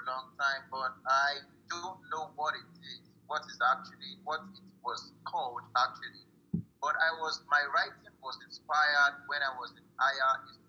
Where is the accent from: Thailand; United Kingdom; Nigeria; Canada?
Nigeria; I'm a Nigerian, West African.